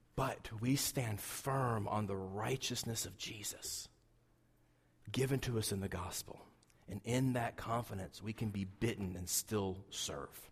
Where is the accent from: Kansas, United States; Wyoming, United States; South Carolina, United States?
Wyoming, United States; southeastern; I grew up in Wyoming